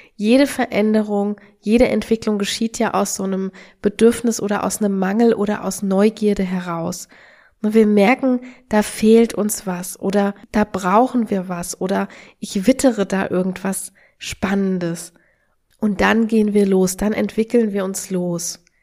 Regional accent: Germany; also born or lived in Australia; wir, wir malen uns immer gerne als Deutsche aus

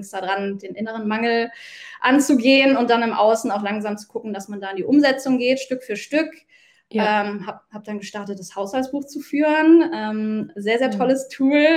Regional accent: Mönchengladbach, North Rhine-Westphalia, Germany; moved away as an adult; habe mich dann auch entschieden, äh, meine Heimatstadt zu verlassen, meine mhm. Wohnung zu verlassen, meinen Job zu verlassen, meinen Fußballverein zu verlassen nach 17 Jahren

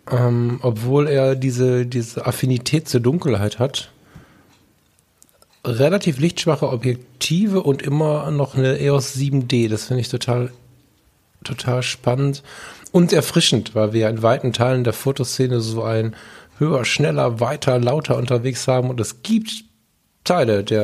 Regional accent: Düsseldorf, North Rhine-Westphalia, Germany; born there; ich bin auch in Düsseldorf geboren, bin ich trotzdem ein großer Fan von Köln.

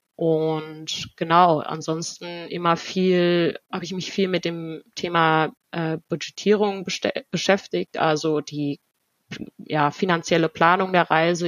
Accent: Germany; first language German and Spanish; ich bin hier geboren, also in Deutschland geboren worden und von Anfang an zweisprachig erzogen worden

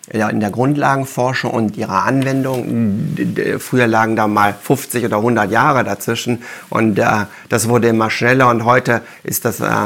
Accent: Wuppertal, North Rhine-Westphalia, Germany; ich bin ja in Wuppertal geboren und habe da Abi gemacht, habe dann Physik studiert in München und Paris

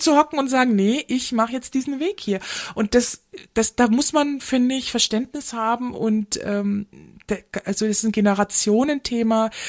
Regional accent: Munich, Bavaria, Germany; ich komme aus München

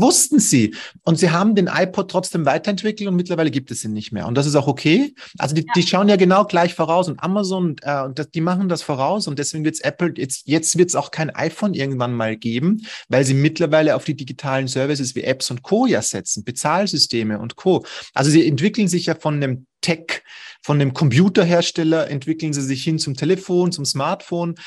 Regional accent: Vienna, Austria; ich komme aus Wien

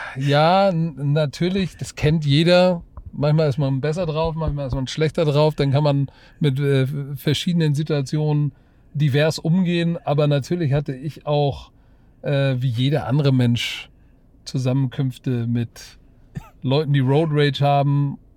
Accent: Germany; bin auch, bin auch Deutscher

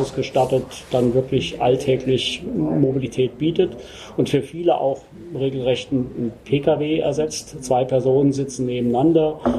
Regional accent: Rosenthal, Hesse, Germany; ich bin der Geschäftsführer der Twike GmbH wir sind hier ähm, in Rosenthal, das ist mein

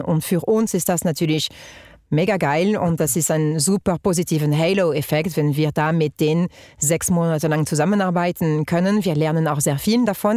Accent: France; accent: French; German is a second language; moved away as an adult; also born or lived in Germany; now in Switzerland; ich bin Französin, wie man hört, ähm, Britin von Mutterseite und seit 14 Jahren in der Schweiz

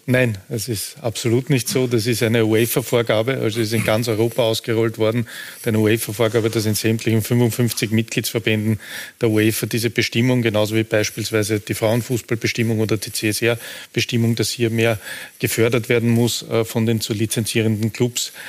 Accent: Austria; bei uns in Österreich

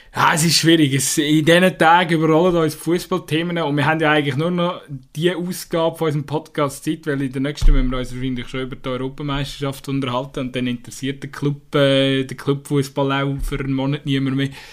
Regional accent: Switzerland; wir uns als Schweizer

